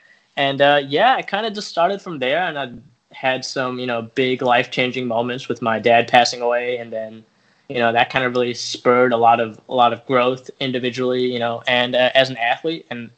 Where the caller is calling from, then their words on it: Skokie, Illinois, United States; Calling from Skokie, Illinois, about 20 minutes north of Chicago.